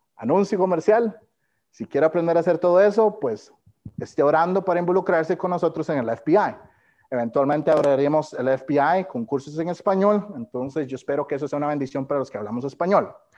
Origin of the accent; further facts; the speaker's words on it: Costa Rica; moved away as an adult; nací y fui criado en Costa Rica